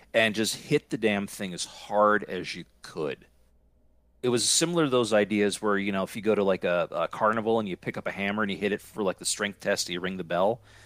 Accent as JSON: {"language": "English", "town": "Scranton", "region": "Pennsylvania", "country": "United States", "moved": "yes", "said": "I am originally from Scranton, Pennsylvania"}